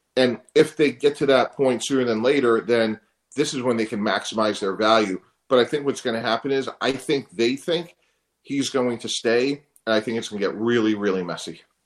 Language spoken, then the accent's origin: English; Northeast, United States; I'm from the Northeast